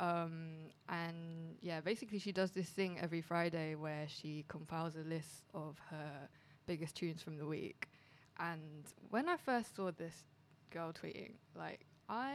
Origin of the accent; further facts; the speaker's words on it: Edmonton, London, United Kingdom; I'm from Edmonton.